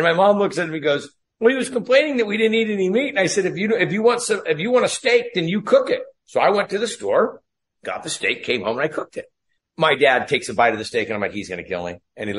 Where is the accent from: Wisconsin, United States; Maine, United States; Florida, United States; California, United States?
California, United States; Ferndale; So anyhow, I grew up in Northern California. If you ever saw the movie Outbreak with Dustin Hoffman, that's a little town that I was raised in, a little town called Ferndale.